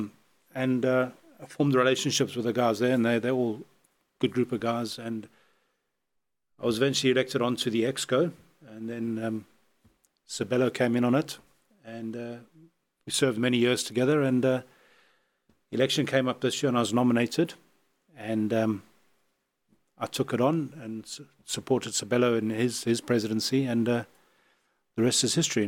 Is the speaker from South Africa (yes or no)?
yes; Pinetown, KwaZulu-Natal, South Africa; also born or lived in London; now in Amanzimtoti, South Africa; I'm not originally from Toti. I'm from Pinetown.